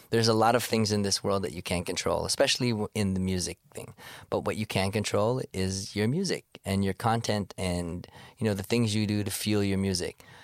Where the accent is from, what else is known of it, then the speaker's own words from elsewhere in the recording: Toronto, Ontario, Canada; I'm from Scarborough. I was born in Sc, you know, that's where I grew up